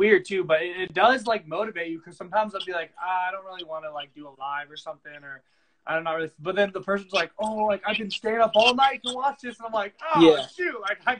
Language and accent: English; California, United States; Because like even if you could growing up in California, you meet some rich people with some nice houses